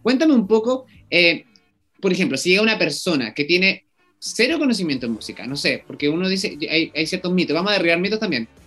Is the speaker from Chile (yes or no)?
yes; Chile; los chilenos vamos